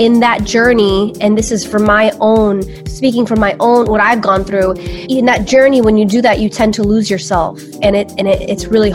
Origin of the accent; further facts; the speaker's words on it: New York City, New York, United States; also born or lived in Albania (ancestry); So my family is from Albania. I am Albanian, and I was born in New York City. I was born in Brooklyn, New York.